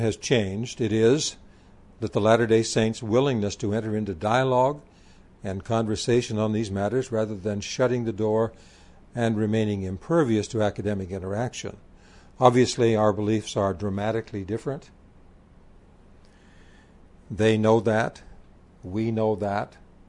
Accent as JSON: {"language": "English", "country": "India", "tie": "born or raised there", "said": "I was born and raised in India."}